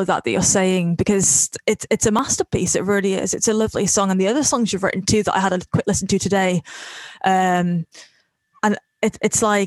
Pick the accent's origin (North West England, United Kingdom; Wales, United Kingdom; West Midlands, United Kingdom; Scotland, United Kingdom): Wales, United Kingdom; North; I'm from Wales.